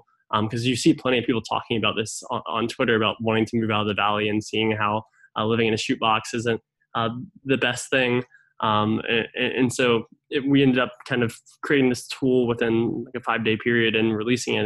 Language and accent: English; Raleigh, North Carolina, United States; I'm originally from Raleigh, Durham